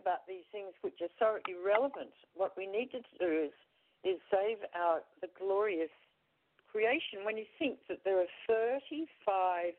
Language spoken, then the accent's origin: English; Australia; moved away as an adult; I'm Australian